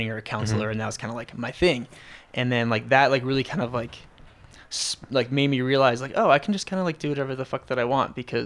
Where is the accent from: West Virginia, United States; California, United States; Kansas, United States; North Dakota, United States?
North Dakota, United States; Fargo; moved away as an adult; also born or lived in Denver; Growing up in Fargo, it's difficult to compare it to anything because I didn't grow up anywhere else